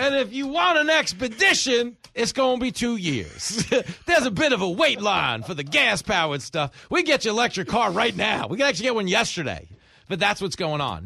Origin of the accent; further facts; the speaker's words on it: Levittown, New York, United States; what I grew up doing in Levittown